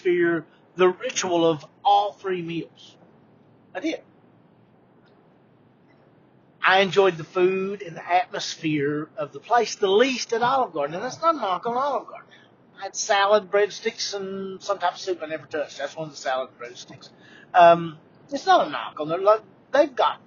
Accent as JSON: {"language": "English", "region": "Eastern Kentucky", "country": "United States", "said": "I'm from Eastern Kentucky."}